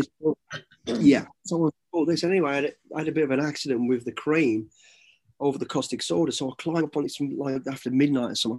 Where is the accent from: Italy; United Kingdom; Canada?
United Kingdom; Midlands; growing up in the Midlands